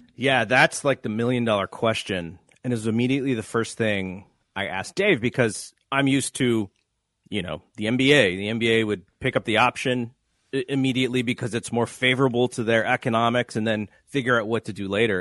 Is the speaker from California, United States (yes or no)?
yes; Santa Clara, California, United States; my hometown